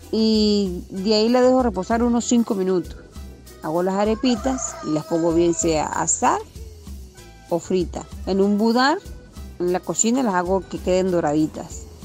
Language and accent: Spanish; Venezuela; moved away as an adult; now in Argentina; Yo soy venezolana